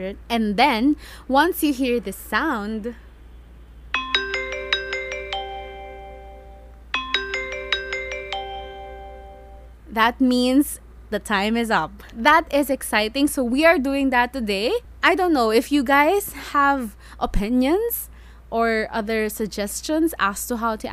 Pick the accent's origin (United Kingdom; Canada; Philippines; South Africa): Philippines; I introduce myself as a Filipino